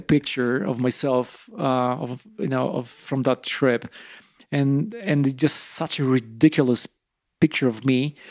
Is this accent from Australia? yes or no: no; eastern Poland, Poland; English is a second language; moved away as an adult; now in Rifle, United States; I'm from eastern Poland, like smaller, smaller city.